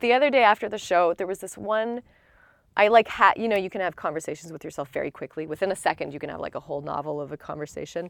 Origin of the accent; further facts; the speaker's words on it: Canada; I don't wanna represent all Canadians in this thing